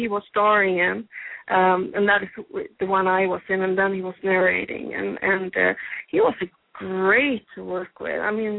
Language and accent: English; Sweden; now in Los Angeles, United States; I'm obviously from Sweden